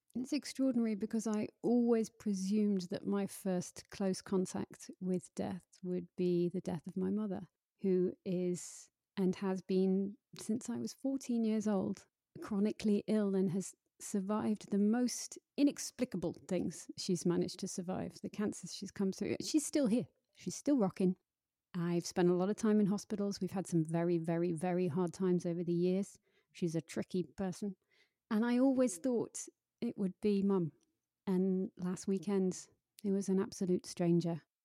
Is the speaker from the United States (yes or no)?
no; United Kingdom; I'm exceedingly British